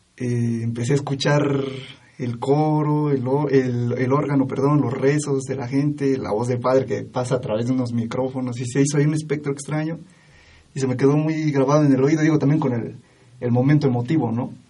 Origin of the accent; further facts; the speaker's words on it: Oaxaca, Mexico; soy oaxaqueño